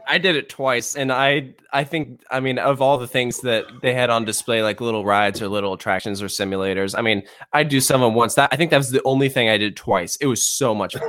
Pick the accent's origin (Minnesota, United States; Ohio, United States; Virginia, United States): Virginia, United States; I'm from Virginia